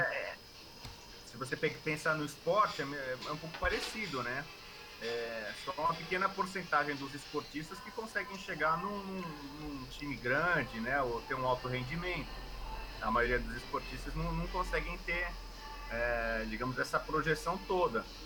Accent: São Paulo, Brazil; moved away as an adult; now in Rio de Janeiro, Brazil; eu sou de São Paulo, deixei meus pais moram em São Paulo

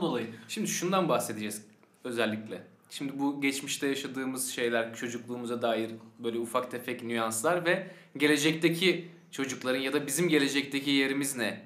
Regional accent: Sakarya, Turkey; born or raised there

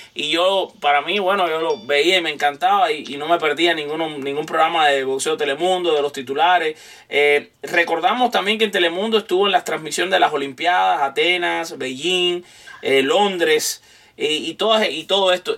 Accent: Cuba; también soy cubano

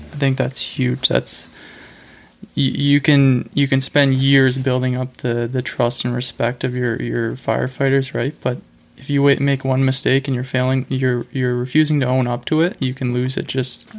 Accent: Ottawa, Ontario, Canada; we're from Stittsville.

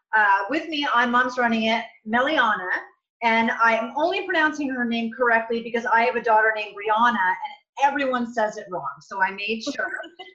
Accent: Vermont, United States; moved away as an adult; also born or lived in Alaska; I'm from Vermont.

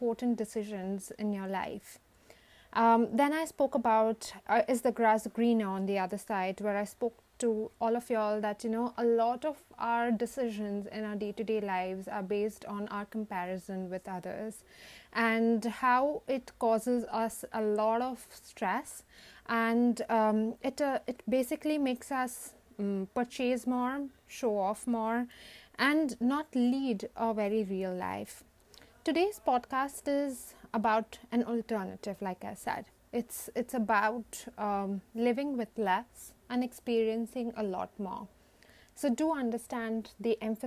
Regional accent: India; many of us who derive our identity from the roots of being an Indian

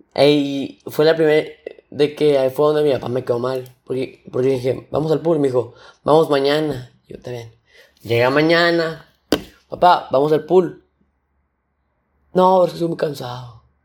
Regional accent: Nuevo León, Mexico; aquí yo soy de Nuevo León. Este, un estado de México

